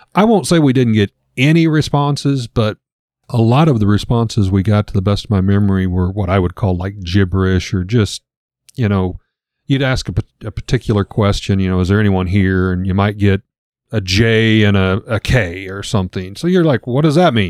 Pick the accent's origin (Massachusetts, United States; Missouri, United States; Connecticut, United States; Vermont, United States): Missouri, United States; Lebanon; we were raised here in the Bible Belt